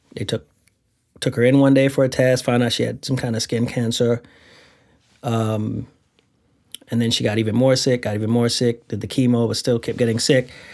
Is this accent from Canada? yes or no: no; Saint Thomas, U.S. Virgin Islands; I'm from the Virgin Islands.